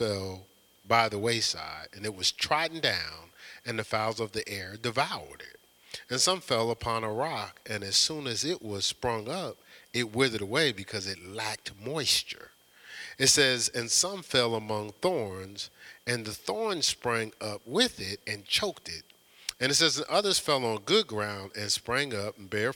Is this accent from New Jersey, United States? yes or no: yes; Newark, New Jersey, United States; when I was growing up in Newark, New Jersey